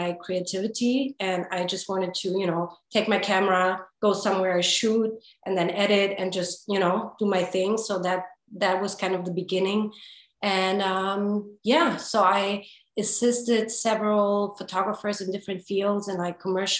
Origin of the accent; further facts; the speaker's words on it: Hamburg, Germany; now in Los Angeles, United States; Born in Germany, in Hamburg, to be precise. And born and raised in Germany